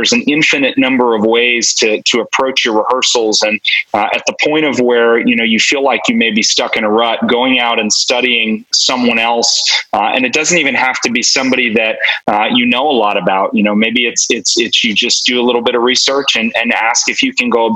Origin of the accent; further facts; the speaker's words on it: New Jersey, United States; moved away as an adult; also born or lived in South Brunswick, New Jersey; now in Texas, United States; I grew up in New Jersey